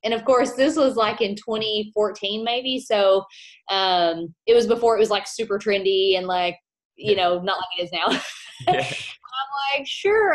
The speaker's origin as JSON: {"language": "English", "region": "Kentucky", "country": "United States", "said": "I am from Kentucky"}